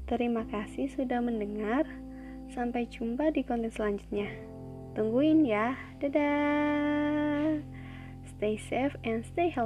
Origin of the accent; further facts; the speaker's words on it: Java, Indonesia; accent: medok; ya, aku tuh dari Jawa jadi bahasa Indonesia ataupun bahasa Inggrisku tuh pasti ngeblend gitu sama medok.